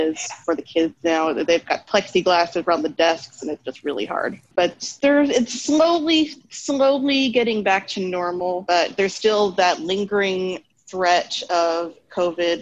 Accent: Long Island, New York, United States; I'm from New York, Long Island, New York

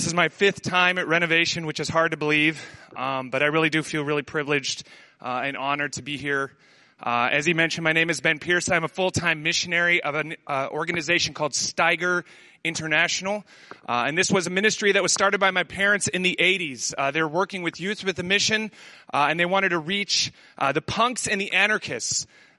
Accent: Amsterdam, North Holland, Netherlands; first language Dutch; English is a second language; I grew up in Amsterdam. I learned to read and write in Dutch before English. I was very much a Dutch kid

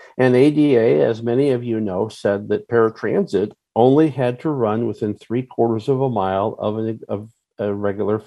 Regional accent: Rockford, Illinois, United States; also born or lived in Wausau, Wisconsin / Chicago area; now in Springfield, United States; I was born and raised actually in Rockford, Illinois, which is in the northern part of the state

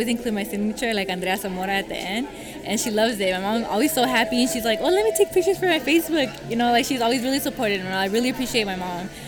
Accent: Oakland, California, United States; I'm from Oakland. I'm from Oakland, California

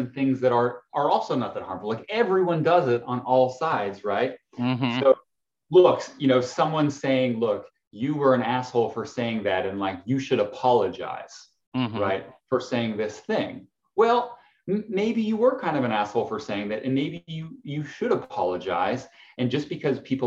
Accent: Canada; I'm Canadian

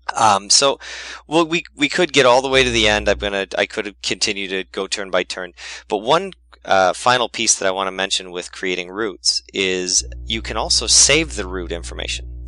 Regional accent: Wisconsin, United States; my home state of Wisconsin

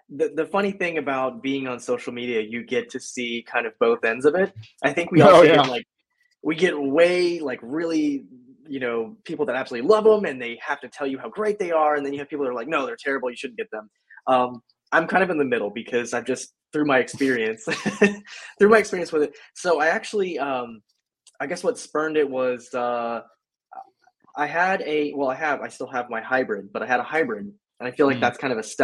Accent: Florida, United States; Born and raised in Florida. So I have been in Florida since I was, you know, born, and I'm still here

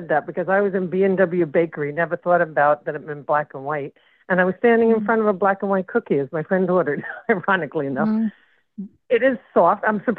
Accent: New York, United States; growing up in New York.

